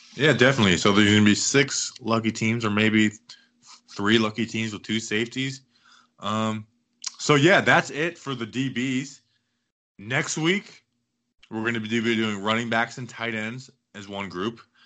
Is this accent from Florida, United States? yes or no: yes; Cocoa, Florida, United States; my hometown, repping Coco